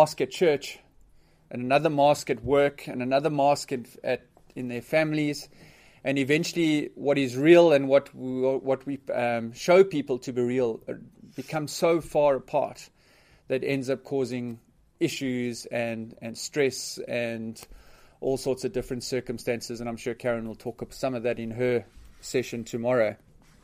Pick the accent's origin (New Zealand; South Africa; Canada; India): South Africa; Port Elizabeth, Eastern Cape; I was born and bred in South Africa in a city called Port Elizabeth